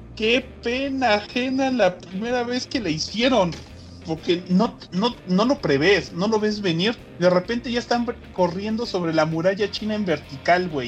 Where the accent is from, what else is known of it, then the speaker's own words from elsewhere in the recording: Mexico; siendo mexicano